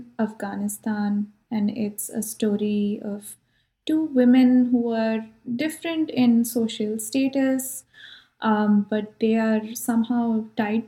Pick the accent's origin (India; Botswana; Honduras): India; now in California, United States; I'm from India